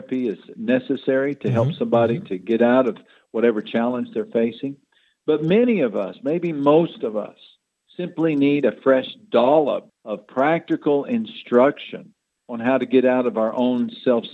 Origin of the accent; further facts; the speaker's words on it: Odessa Midland area, Texas, United States; I grew up in the Odessa Midland area